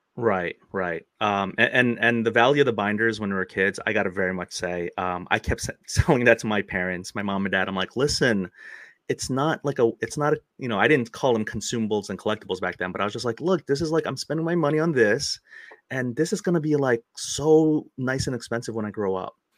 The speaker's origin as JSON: {"language": "English", "country": "United States"}